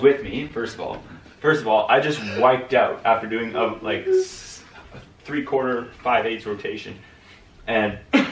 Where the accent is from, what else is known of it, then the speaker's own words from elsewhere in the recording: Ontario, Canada; I'm from Ontario.